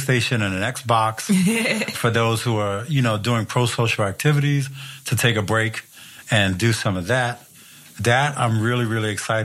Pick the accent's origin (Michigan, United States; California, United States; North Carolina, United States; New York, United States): New York, United States; born or raised there; now in Seattle, United States